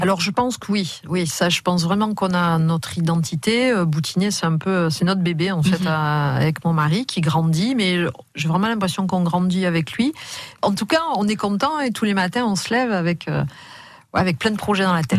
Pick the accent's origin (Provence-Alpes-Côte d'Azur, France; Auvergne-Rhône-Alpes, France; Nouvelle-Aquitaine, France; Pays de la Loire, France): Nouvelle-Aquitaine, France; Bordeaux; j'ai grandi d'abord euh, à Bordeaux